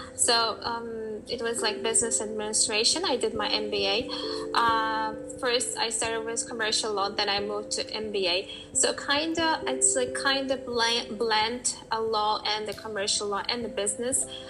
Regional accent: Uzbekistan; moved away as an adult; also born or lived in New Hampshire, United States; i came back to uh, from us back to my home country and living here for four months i see that uh, we were we were our country uzbekistan was a part of the U, uh, soviet union

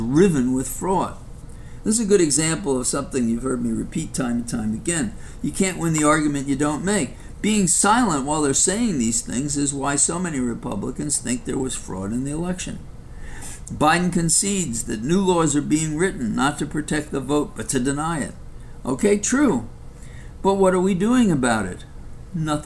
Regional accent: New York City, New York, United States; coming from the South Bronx

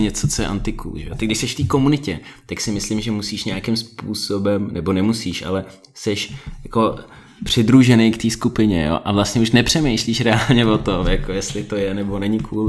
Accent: Prague, Czechia; also born or lived in Volgograd, Russia / Krasnodar, Russia / London, United Kingdom; mě sem odvezli rodiče, když mi bylo asi 8, takže od té doby já jsem žil v Praze

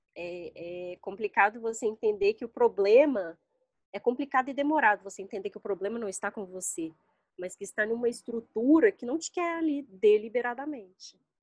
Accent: Belo Horizonte, Minas Gerais, Brazil; moved away as an adult; now in Brasília, Brazil; eu sou de Belo Horizonte

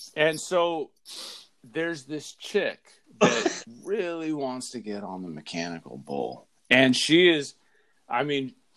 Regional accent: Southern California, United States; growing up in Southern California

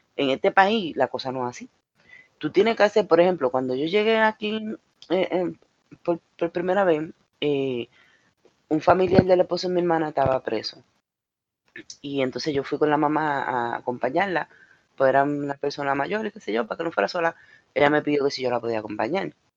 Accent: Puerto Rico; moved away; en mi país

